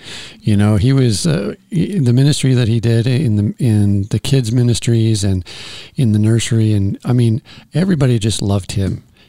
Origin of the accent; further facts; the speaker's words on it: Kansas, United States; I remember growing up in Kansas